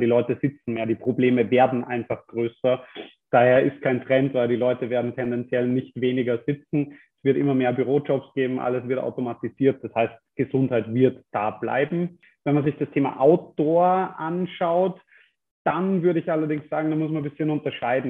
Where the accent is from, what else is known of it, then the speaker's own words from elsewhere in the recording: Germany; now in Austria; als Deutscher